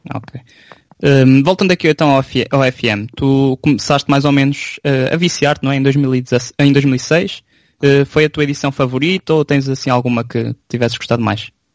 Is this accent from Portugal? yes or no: yes; São João da Pesqueira, Norte, Portugal; Nós somos São João da Pesqueira